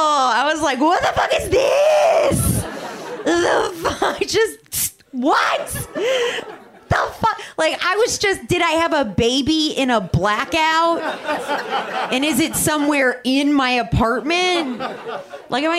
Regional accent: New Jersey, United States; also born or lived in Chicago; now in Los Angeles, United States; I'm not from here. I'm from New Jersey. And I lived in Chicago for a while.

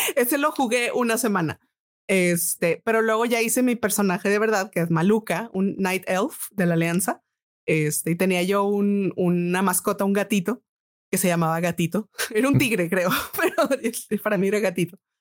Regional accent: Monterrey, Nuevo León, Mexico; also born or lived in Boston, United States; nací en Monterrey y aquí tomé clases particulares de música

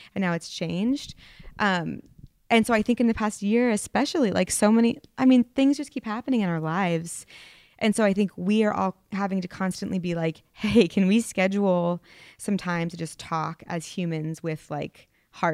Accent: Vermont, United States; I'm from Vermont. Like, I didn't dare.

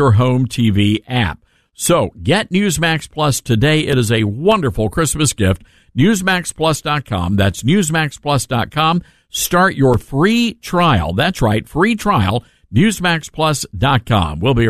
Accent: Memphis, Tennessee, United States; also born or lived in Sacramento; Memphis, my hometown

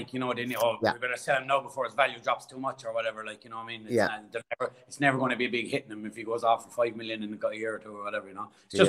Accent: Cork, Munster, Ireland; accent: Irish; moved away as an adult; now in Australia; when they heard my Irish accent over in Brisbane

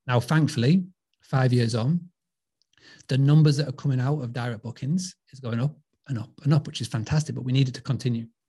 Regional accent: Scarborough, Yorkshire and the Humber, United Kingdom; accent: English; I'm from Scarborough. You can tell by this dodgy accent. I'm from a, a, little seaside town called Scarborough

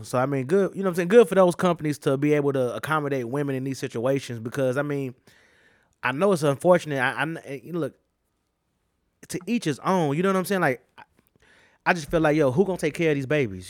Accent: United States; I'm a fucking American

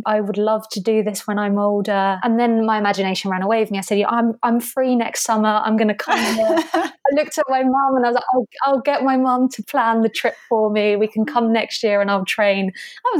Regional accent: Albir, Valencian Community, Spain; also born or lived in Canary Islands; I grew up in southeastern Spain in a little village called Albir. It's about a 45-minute drive from Alicante in Spain.

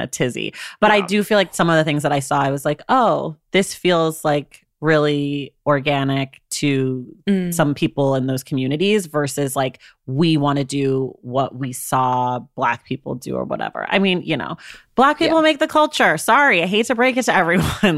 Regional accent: United States; as an American

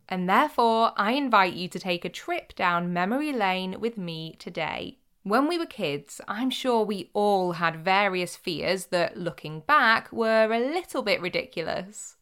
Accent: Cheshire and Greater Manchester, North West England, United Kingdom; growing up in Cheshire and Greater Manchester

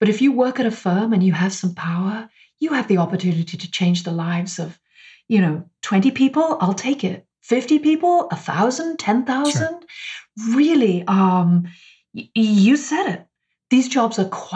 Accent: United Kingdom; now in United States; I'm British

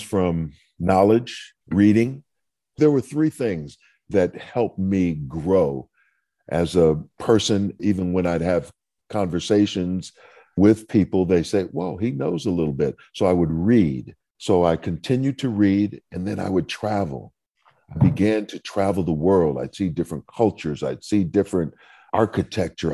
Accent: Saint Paul, Minnesota, United States; I grew up in Saint Paul, Minnesota

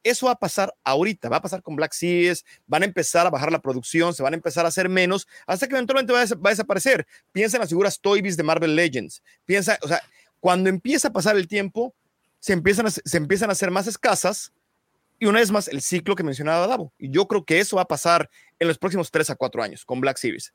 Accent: Mexico City, Mexico; Yo soy de Lindavista, pero iba al TEC de Monterrey, entonces pasaba por Tlane todos los días

